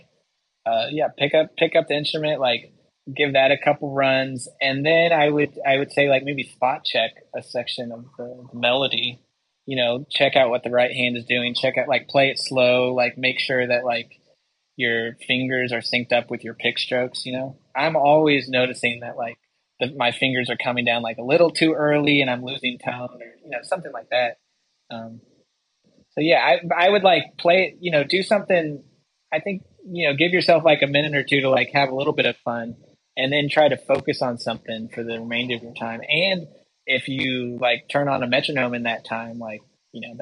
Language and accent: English; Yakima Valley, Washington, United States; moved away as an adult; also born or lived in Asheville; I grew up in the Yakima Valley in Washington